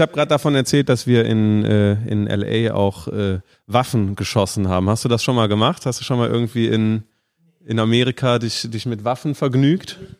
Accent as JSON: {"language": "German", "country": "Germany", "said": "als Deutsche"}